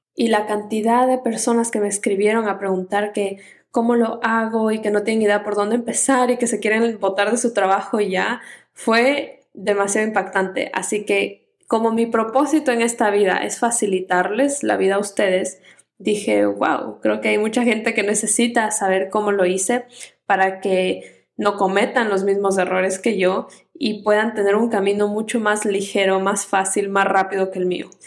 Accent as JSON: {"language": "Spanish", "country": "Ecuador", "said": "yo soy ecuatoriana"}